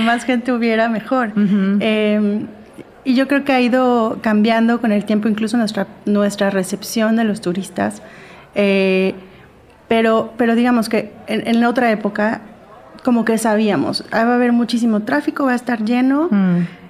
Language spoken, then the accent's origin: Spanish; Mexico; also born or lived in Acapulco, Guerrero; soy mexicana, vivo en México